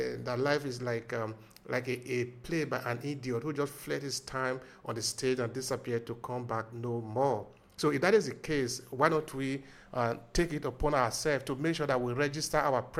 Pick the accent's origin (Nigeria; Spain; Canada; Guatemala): Nigeria; now in Verona, Italy; I am from Nigeria, from the giant of Africa, who we like to call ourselves. But I've been living in Verona for some years now, since 2004.